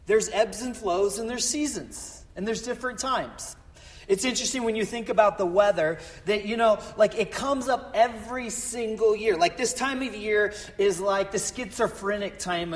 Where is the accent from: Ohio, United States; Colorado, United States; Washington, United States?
Colorado, United States; moved away; also born or lived in Florida; I'm from Colorado and my family's from North and South Dakota